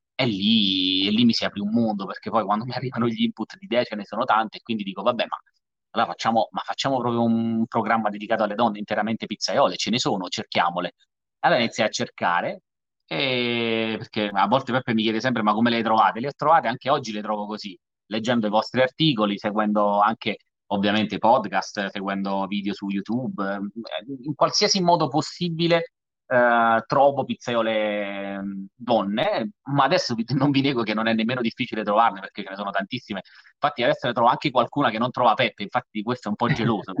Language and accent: Italian; Salerno, Campania, Italy; io sono salernitano